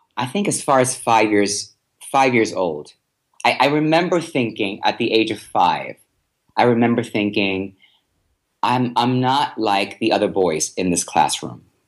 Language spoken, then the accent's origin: English; Puerto Rico; I'm from Puerto Rico